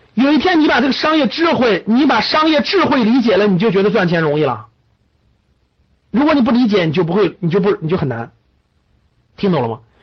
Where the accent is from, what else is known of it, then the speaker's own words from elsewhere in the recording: China; 就是我们中国人应该永远干脏活累活